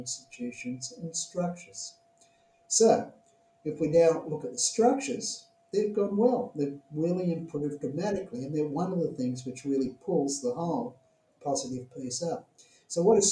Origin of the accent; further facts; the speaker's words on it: Australia; my home country, Australia